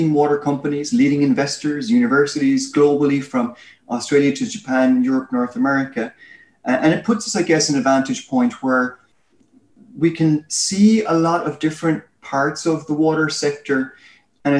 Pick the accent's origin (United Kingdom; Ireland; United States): Ireland; accent: Irish; I'm Irish, as you can tell by my accent.